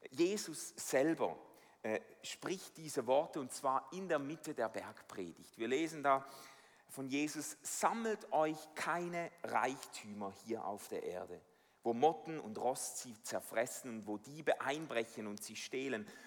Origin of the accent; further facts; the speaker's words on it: Switzerland; Also ich bin als Schweizer mit dem unerschütterlichen Vertrauen in die Schweizer Banken aufgewachsen.